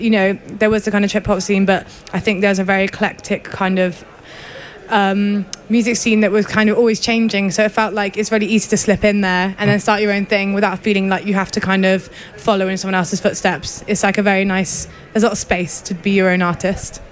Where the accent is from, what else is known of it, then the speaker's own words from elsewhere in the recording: West Country, South West England, United Kingdom; accent: West Country; now in Bristol, United Kingdom; I grew up in the West Country